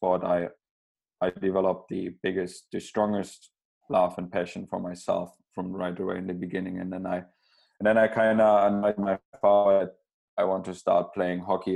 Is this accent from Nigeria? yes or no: no; Berlin, Germany; also born or lived in South Germany; I was born in South Germany, but then we moved to Berlin, and that's where basically around Berlin I spent my entire youth